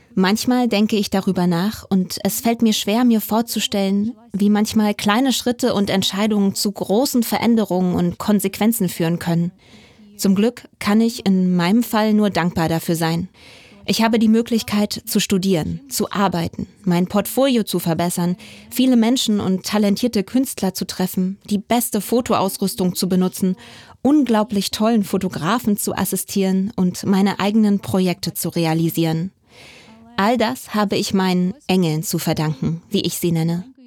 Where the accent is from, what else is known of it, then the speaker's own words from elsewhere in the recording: Chernivtsi, Chernivtsi Oblast, Ukraine; moved away as an adult; meiner Heimatstadt